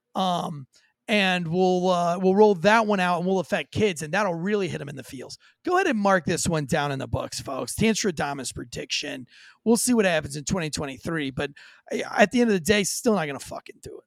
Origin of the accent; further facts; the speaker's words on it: St. Augustine, Florida, United States; I'm from St. Augustine, Florida, born and raised